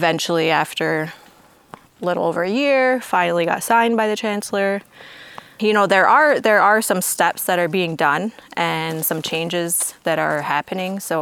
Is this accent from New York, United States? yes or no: yes; Onondaga Nation, New York, United States; I am from the Onondaga Nation, born and raised